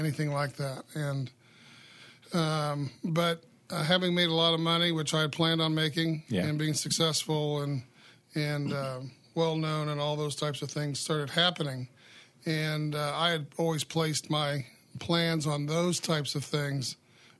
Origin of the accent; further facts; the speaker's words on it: Carmel, Indiana, United States; I grew up in the Midwest here in Carmel, Indiana